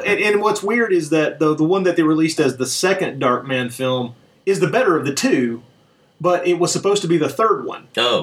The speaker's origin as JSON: {"language": "English", "region": "Tennessee", "country": "United States", "tie": "born or raised there", "also_born_or_lived": "Alabama", "said": "I was born in Alabama, raised in Tennessee"}